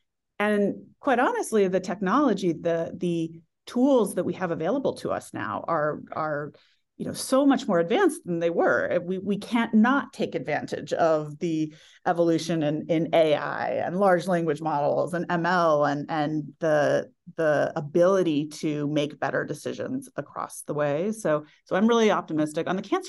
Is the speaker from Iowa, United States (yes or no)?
no; California, United States; I grew up in the Silicon Valley during the first tech bubble was when I entered the workforce.